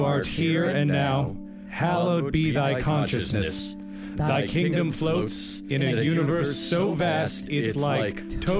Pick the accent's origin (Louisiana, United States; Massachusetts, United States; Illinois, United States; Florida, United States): Massachusetts, United States; Framingham; I'm from Framingham. They got a prison there.